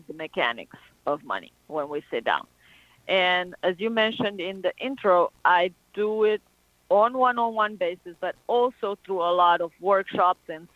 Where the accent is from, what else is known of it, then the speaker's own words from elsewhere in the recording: Romania; moved away as an adult; now in United States; I'm from Romania. So I come from a country that has a whole lot of superstition.